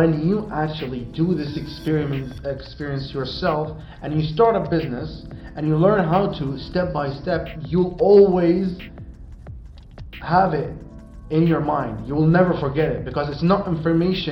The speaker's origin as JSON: {"language": "English", "country": "Sweden", "tie": "born or raised there", "said": "we grew up in Sweden, you were born there, I came there at a very young age."}